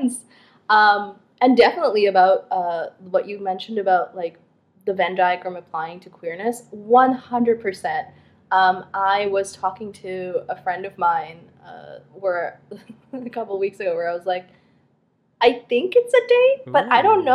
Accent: Canada; also born or lived in Bangladesh; being Bangladeshi, but also being Canadian

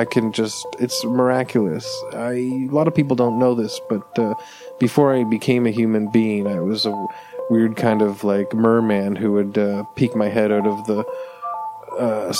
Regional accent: Canada; I'm a Canadian

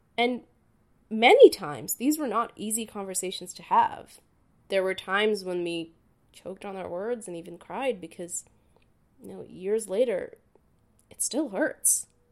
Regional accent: Dhaka, Dhaka Division, Bangladesh; moved away; I was born and raised in Dhaka, Bangladesh.

